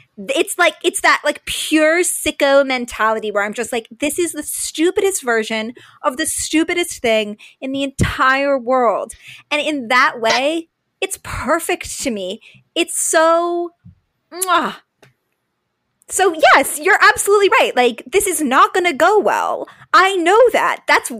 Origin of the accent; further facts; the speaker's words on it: Utah, United States; moved away; also born or lived in New York; I grew up in Utah. I fell in love with the Mets when I lived in New York.